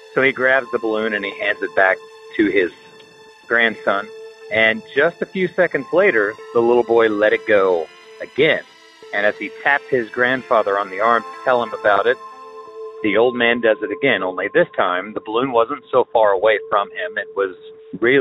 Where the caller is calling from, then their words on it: Oklahoma, United States; I'm calling you from Oklahoma